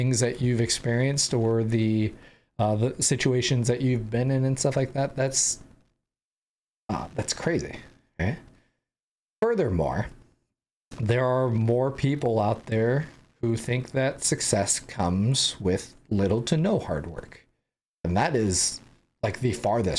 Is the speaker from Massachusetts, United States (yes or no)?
no; San Diego, California, United States; I grew up in San Diego